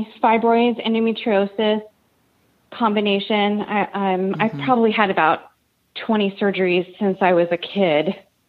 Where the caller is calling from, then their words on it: Carlsbad, California, United States; I'm calling from Carlsbad, San Diego, California.